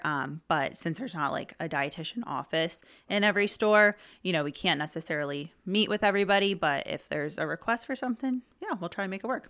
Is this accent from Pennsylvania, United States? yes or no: yes; Middletown, Pennsylvania, United States; now in Hershey, United States; I grew up in Middletown.